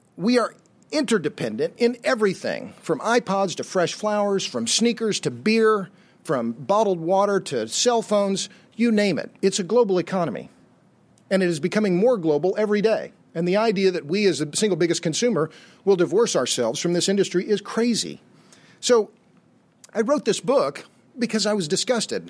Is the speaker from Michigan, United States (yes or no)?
no; Tulsa, Oklahoma, United States; now in Austin, United States; I was born and raised in Tulsa, Oklahoma